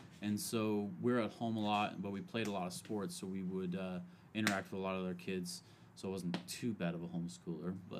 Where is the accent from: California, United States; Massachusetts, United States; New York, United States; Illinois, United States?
California, United States; Merced; also born or lived in San Mateo, California; we moved from San Mateo to the Central Valley in Merced, and that's where I grew up